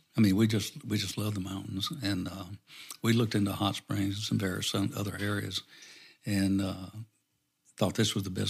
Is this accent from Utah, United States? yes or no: no; Louisiana, United States; Well, … and I both, we're both from Louisiana, same town.